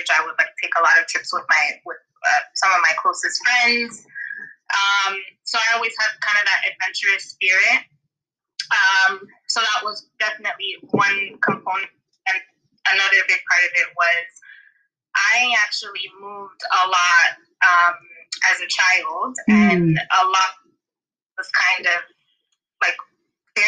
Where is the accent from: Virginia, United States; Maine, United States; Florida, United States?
Florida, United States; moved away as an adult; also born or lived in Atlanta; now in Abu Dhabi, United Arab Emirates; I'm from Florida